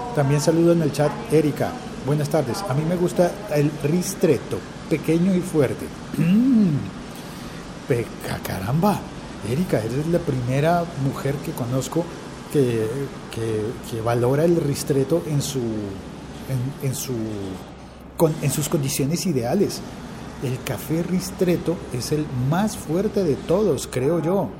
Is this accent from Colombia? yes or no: yes; Colombia